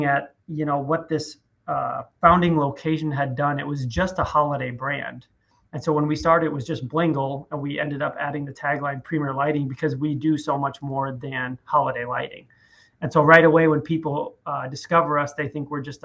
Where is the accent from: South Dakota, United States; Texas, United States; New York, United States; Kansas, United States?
South Dakota, United States; grew up in South Dakota. Not a lot of people meet someone from there.